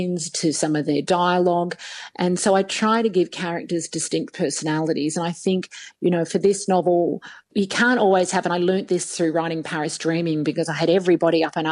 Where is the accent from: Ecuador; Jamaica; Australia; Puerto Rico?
Australia; Sydney, New South Wales; now in Brisbane, Australia; I grew up in Sydney